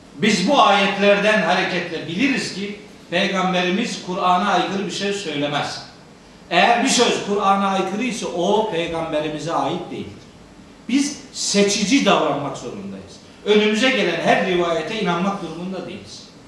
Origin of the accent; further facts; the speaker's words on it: Trabzon, Turkey; Ben Trabzonluyum.